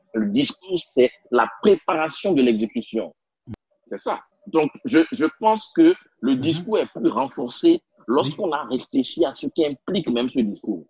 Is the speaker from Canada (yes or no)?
no; Benin; first language Spanish; French is a second language; moved away; also born or lived in Europe / Ghana / India; J'ai grandi en Afrique, euh, au mhm. Bénin, j'ai étudié au Ghana